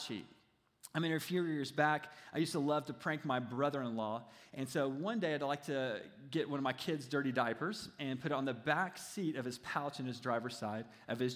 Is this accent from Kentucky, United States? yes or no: yes; Kentucky, United States; He was actually my senior pastor when I was growing up in Kentucky just a few years ago